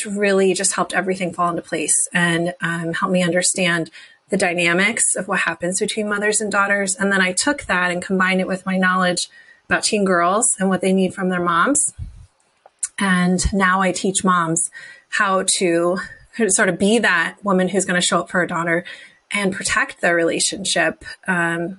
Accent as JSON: {"language": "English", "region": "New Jersey", "country": "United States", "tie": "born or raised there", "said": "I grew up in New Jersey in a tiny little farm town"}